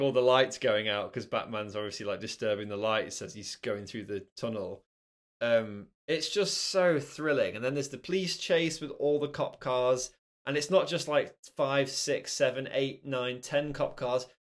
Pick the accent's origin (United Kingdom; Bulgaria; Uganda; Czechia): United Kingdom; Nottingham, East Midlands; I grew up in Nottingham